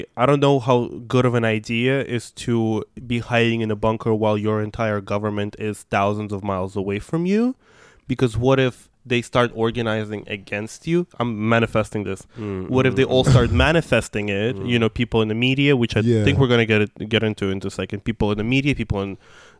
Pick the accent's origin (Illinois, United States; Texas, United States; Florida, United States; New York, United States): New York, United States; English is a second language; also born or lived in Russia; So I am... you know, being queer person from Russia and growing up in New York where there was no infrastructure for people like me